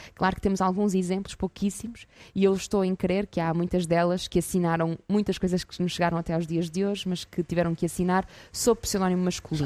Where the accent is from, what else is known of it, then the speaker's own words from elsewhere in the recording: Porto, Norte, Portugal; sou do Porto, Uh, e neste momento venho até Guimarães